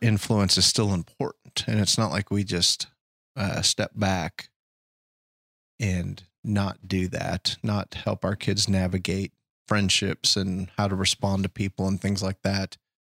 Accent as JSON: {"language": "English", "country": "United States", "said": "I'm an American"}